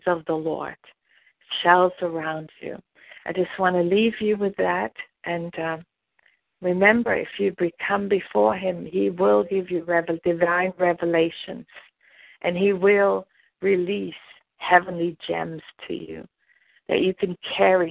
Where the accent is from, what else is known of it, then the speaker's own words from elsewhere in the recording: Germany; I'm from Germany